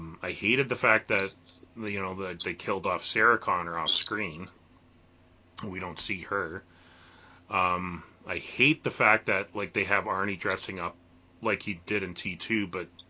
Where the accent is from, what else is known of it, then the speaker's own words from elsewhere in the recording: Canada; being a Canadian